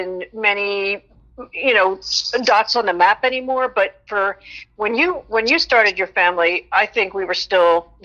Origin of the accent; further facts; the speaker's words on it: Philadelphia, Pennsylvania, United States; I grew up in Philadelphia. I went to Temple University, stayed local